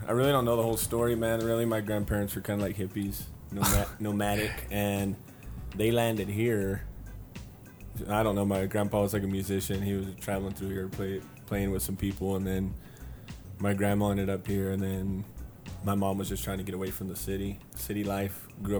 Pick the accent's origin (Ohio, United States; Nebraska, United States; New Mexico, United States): New Mexico, United States; Tularosa; also born or lived in Dallas, Texas; I'm from Dallas. Moved here when I was really young, so grew up in Tularosa